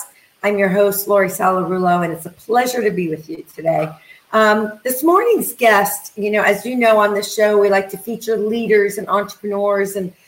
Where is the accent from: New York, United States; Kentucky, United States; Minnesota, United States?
New York, United States; Manhattan; I came from Manhattan. So to me, this was like the boonies, right?